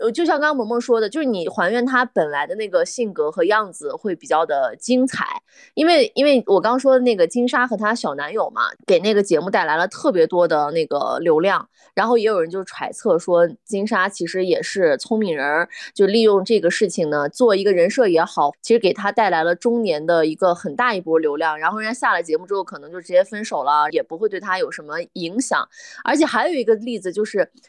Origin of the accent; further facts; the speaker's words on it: northern China, China; moved away; 因为我们都是北方人